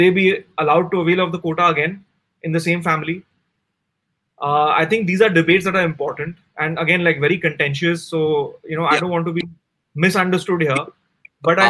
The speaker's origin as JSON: {"language": "English", "town": "Kolkata", "region": "West Bengal", "country": "India", "tie": "born or raised there", "also_born_or_lived": "New York, United States / Evanston, Illinois, United States", "moved": "as an adult", "said": "I'm born in Calcutta. I'm a Calcuttan. I'm an Indian"}